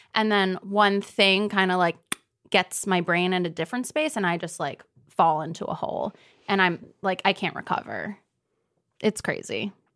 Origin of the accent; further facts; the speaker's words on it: Deerfield, Illinois, United States; I grew up outside of Chicago in a little place called Deerfield